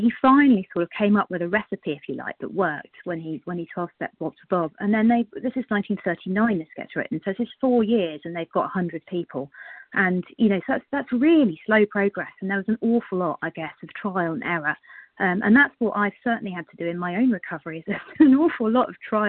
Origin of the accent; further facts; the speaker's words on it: South West England, United Kingdom; I'm from the UK as well, down in Cornwall.